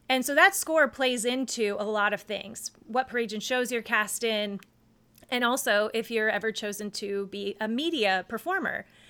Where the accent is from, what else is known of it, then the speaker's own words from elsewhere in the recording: North Carolina, United States; I grew up in North Carolina